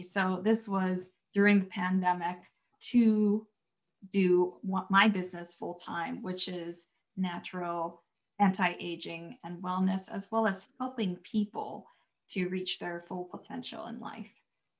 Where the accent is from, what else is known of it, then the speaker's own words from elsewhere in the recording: Honolulu, Hawaii, United States; moved away as an adult; also born or lived in Northern California / Southern California; now in Pittsburgh, United States; So I grew up, I was born and raised in Honolulu, Hawaii, and I moved to what's called the mainland United States, went to college in Northern California, and then got a job after college in Southern California, where I met my husband.